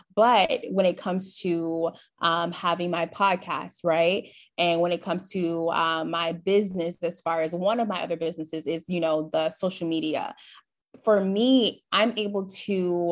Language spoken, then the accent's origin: English; Flint, Michigan, United States; moved away as an adult; now in Dallas, United States; I'm originally from Flint, Michigan, moved to Dallas, Texas last year